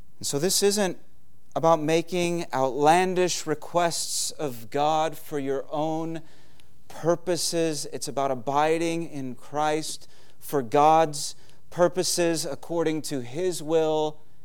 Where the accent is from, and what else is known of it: United States